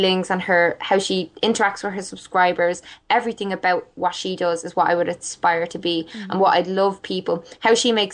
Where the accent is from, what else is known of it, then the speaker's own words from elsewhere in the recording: Ireland; I'm Irish